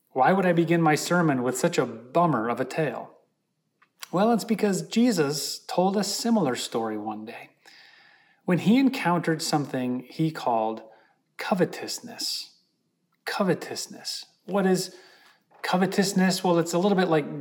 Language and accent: English; Holland, Michigan, United States; moved away; I was in my hometown of Holland, Michigan.